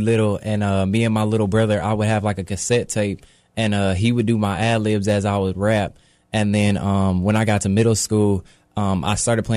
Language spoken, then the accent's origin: English; Long Beach, California, United States; Long Beach